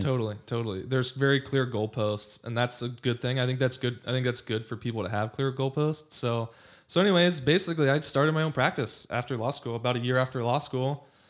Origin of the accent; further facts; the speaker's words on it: Los Angeles, California, United States; also born or lived in Pasadena / Santa Barbara / Virginia; I grew up in Los Angeles.